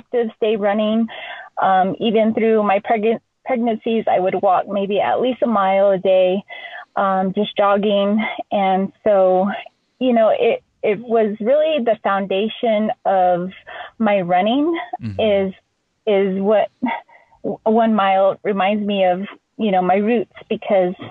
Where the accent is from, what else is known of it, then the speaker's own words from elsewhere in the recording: Navajo Nation, United States; Growing up on the Navajo reservation